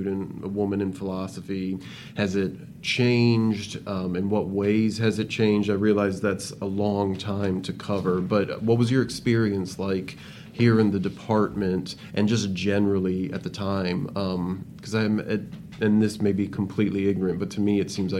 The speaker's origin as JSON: {"language": "English", "region": "Indiana", "country": "United States", "tie": "born or raised there", "said": "I'm a Hoosier, born and raised. I grew up in Indiana"}